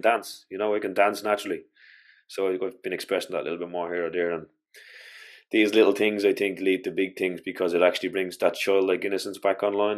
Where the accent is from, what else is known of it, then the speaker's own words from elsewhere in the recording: Ireland; as an Irish culture